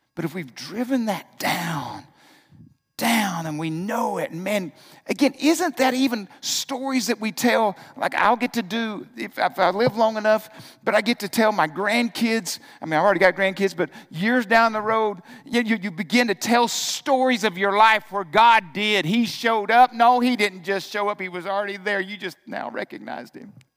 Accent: Arkansas, United States; I grew up in Arkansas.

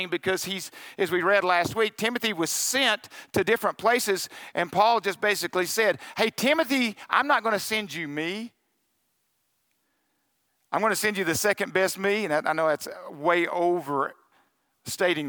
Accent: Arkansas, United States; I'm from Arkansas

